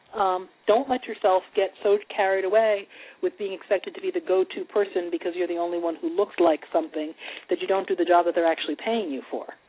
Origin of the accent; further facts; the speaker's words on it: Montclair, New Jersey, United States; I grew up in Montclair, New Jersey.